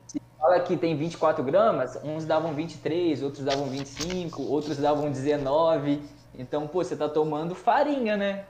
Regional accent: Cachoeiro de Itapemirim, Espírito Santo, Brazil; Sou de Cachoeiro, tenho 24 anos

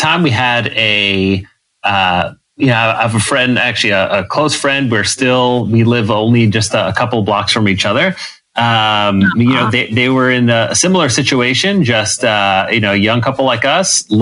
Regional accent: New York City, New York, United States; moved away as an adult; now in Texas, United States; I'm born and raised in New York

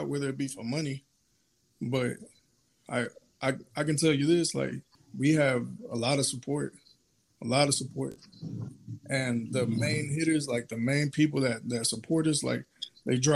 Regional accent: Texas, United States; I'm from Texas. I ain't from Cali

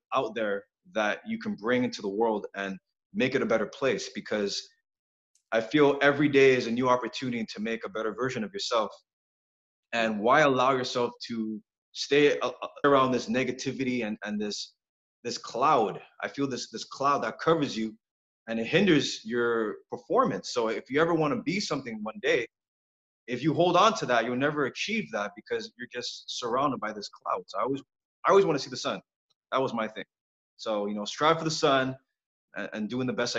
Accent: Montreal, Quebec, Canada; Born and raised in Montreal

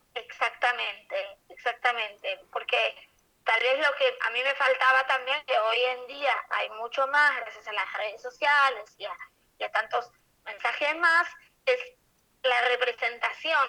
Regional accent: Argentina; yo soy argentina

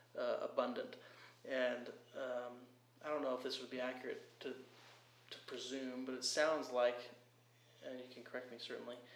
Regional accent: California, United States; I'm from California

